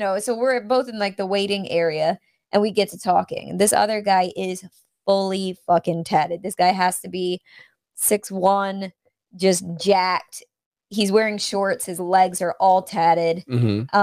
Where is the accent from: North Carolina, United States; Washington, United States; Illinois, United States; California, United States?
North Carolina, United States; North Carolina